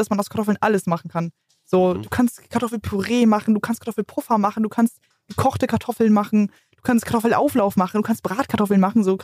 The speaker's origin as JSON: {"language": "German", "region": "Hamburg", "country": "Germany", "said": "ich komme aus Hamburg"}